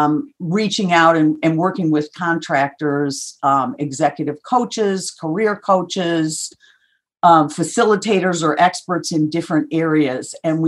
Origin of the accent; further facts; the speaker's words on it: Minnesota, United States; now in Chicago, United States; So I was born in Minnesota and grew up there, moved several times when I was young, went to school in South Bend, Indiana, and then started my career here in Chicago.